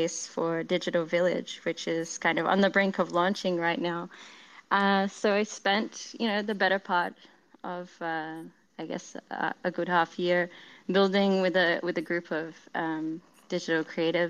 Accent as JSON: {"language": "English", "country": "Australia", "said": "I am Australian"}